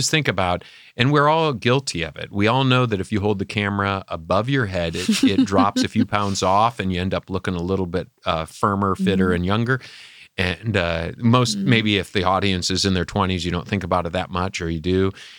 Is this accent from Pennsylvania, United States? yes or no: no; Michigan, United States; From my home state of Michigan.